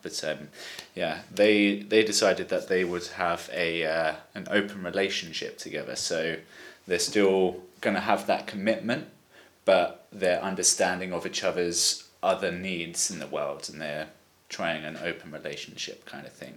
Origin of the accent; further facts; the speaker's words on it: Brighton, South East England, United Kingdom; now in Valencia, Spain; I'm 24 from Brighton in England and now living in Valencia, Spain.